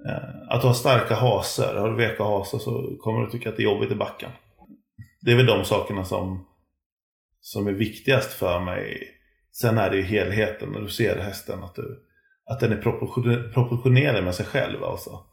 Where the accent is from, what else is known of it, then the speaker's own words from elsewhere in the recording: Gothenburg, Västra Götaland, Sweden; jag kommer från Göteborg